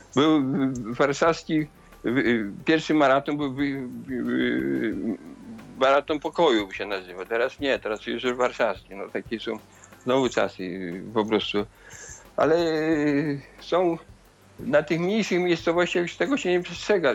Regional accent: Zamość region, Lublin Voivodeship, Poland; moved away; te dzieci zamojszczyzny to taka wyjątkowa dla mnie sytuacja, bo to moje rodzinne strony.

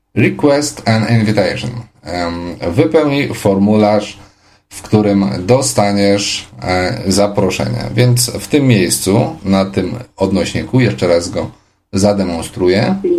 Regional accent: Poland; Jestem niewidomą osobą z Polski

